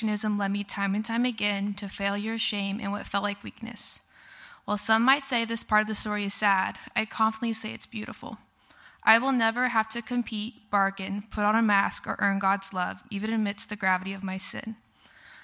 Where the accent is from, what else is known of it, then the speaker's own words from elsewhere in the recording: Tulsa, Oklahoma, United States; I was born and raised here in Tulsa